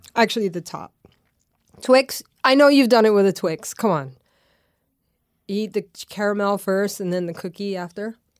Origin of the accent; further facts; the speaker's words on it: Louisiana, United States; moved away; growing up in Louisiana